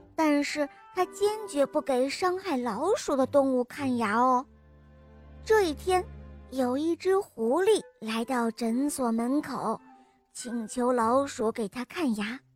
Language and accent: Chinese; Henan, China; 我今年四岁九个月了，我来自河南